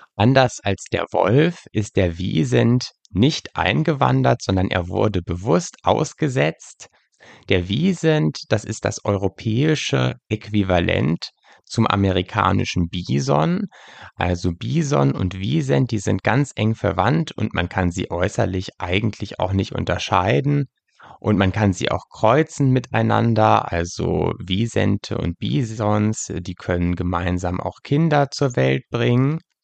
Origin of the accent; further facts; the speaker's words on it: Lüneburg Heath, Lower Saxony, Germany; In äh, meiner Heimatgegend in der Lüneburger Heide, wo ich aufgewachsen bin